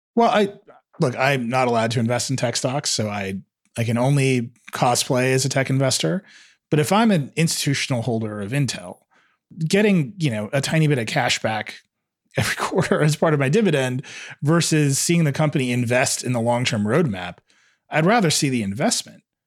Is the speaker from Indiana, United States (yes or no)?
no; Wisconsin, United States; my home state of Wisconsin